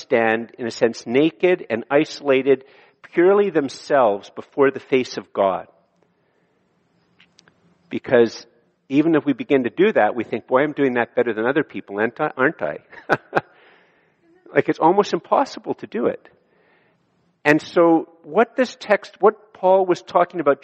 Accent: Ottawa, Ontario, Canada; also born or lived in Kenya; I was born in Ottawa and that I was born in a safe city at a safe time in a prosperous city

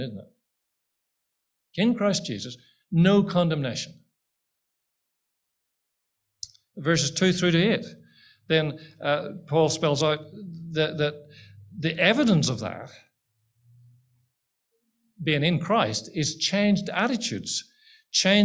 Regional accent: Ireland; I'm Irish

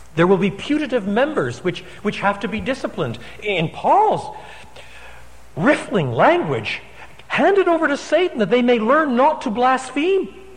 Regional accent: Canada; moved away; I'm a Canadian by birth

